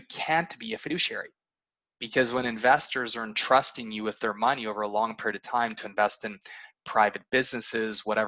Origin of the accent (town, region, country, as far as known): Canada; born or raised there; moved away